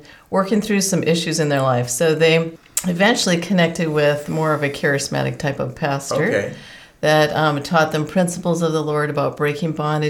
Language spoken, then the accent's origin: English; South Dakota, United States; moved away; I'm actually originally from South Dakota.